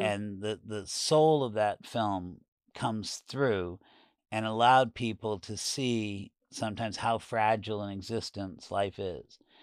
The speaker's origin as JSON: {"language": "English", "region": "New York", "country": "United States", "also_born_or_lived": "San Francisco / Los Angeles", "moved": "as an adult", "said": "for me as a New Yorker"}